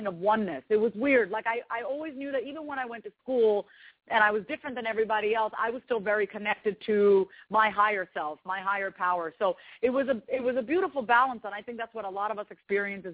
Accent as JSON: {"language": "English", "area": "Long Island", "region": "New York", "country": "United States", "tie": "born or raised there", "moved": "yes", "lives_now": "Kansas City, United States", "said": "I was raised on Long Island, New York."}